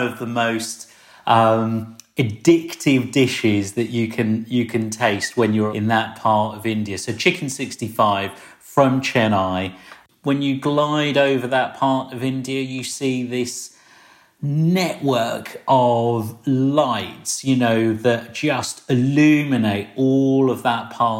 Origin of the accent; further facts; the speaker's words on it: Slough, South East England, United Kingdom; I grew up in Britain in the 70s in a place called Slough. Lots of people have poked fun at Slough over the years. But I'm Slough born and bred and proud.